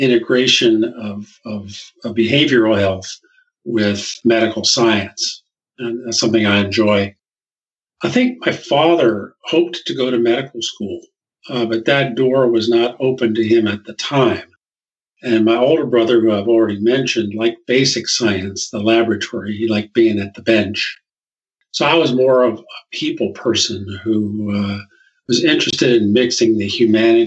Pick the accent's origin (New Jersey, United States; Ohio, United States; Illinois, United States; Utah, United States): New Jersey, United States; New Brunswick; I was born in New Brunswick, New Jersey, which is where Rutgers University is located. And my dad taught at the local high school.